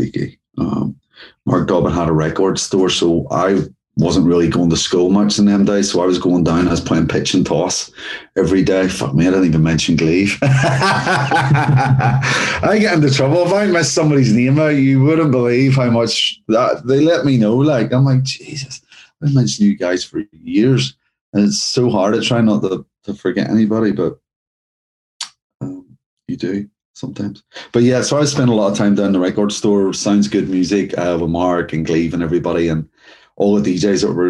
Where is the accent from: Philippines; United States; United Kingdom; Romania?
United Kingdom; Northern Ireland; growing up in Northern Ireland and in that era